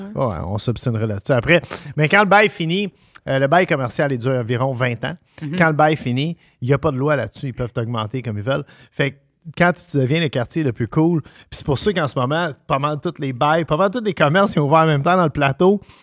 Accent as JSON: {"language": "French", "town": "Montreal", "region": "Quebec", "country": "Canada", "tie": "born or raised there", "said": "j'ai grandi à Tétroville"}